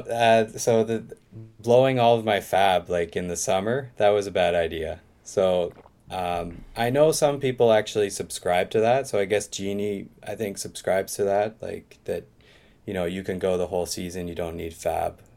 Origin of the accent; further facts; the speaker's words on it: Eastern Canada, the Maritimes, Canada; moved away as an adult; now in Osaka, Japan; I'm originally from, uh, Eastern Canada, Maritimes.